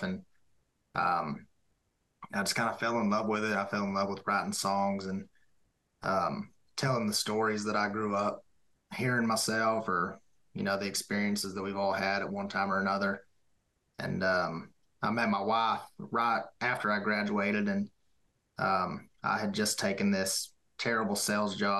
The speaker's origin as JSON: {"language": "English", "area": "near Amarillo", "region": "West Texas", "country": "United States", "also_born_or_lived": "Wichita Falls, Texas", "moved": "as an adult", "lives_now": "near Nashville, United States", "said": "I'm from West Texas. I'm from a little town outside of Amarillo"}